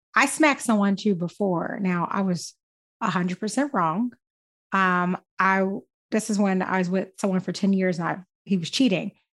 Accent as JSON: {"language": "English", "town": "Philadelphia", "region": "Pennsylvania", "country": "United States", "tie": "born or raised there", "said": "I'm born and raised in West Philly"}